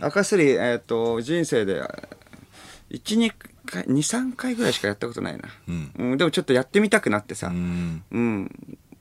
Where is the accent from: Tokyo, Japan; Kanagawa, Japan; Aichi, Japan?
Tokyo, Japan; 地元が東京なわけでさ